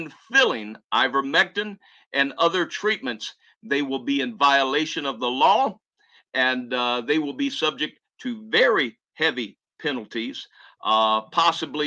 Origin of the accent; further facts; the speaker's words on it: the American South, United States; I'm a Southerner